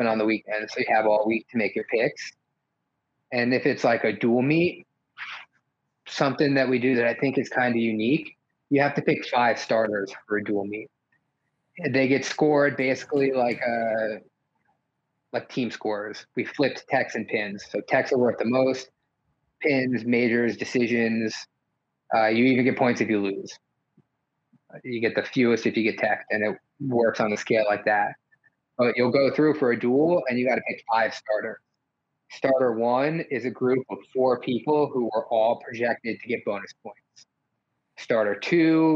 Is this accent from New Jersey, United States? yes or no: yes; New Jersey, United States; growing up in New Jersey, you don't have a college team